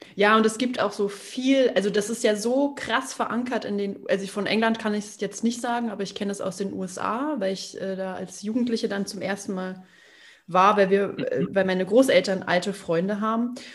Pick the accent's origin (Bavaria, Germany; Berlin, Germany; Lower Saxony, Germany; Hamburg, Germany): Bavaria, Germany; Berchtesgadener Land; Ich komme aus dem, aus dem Berchtesgadener Land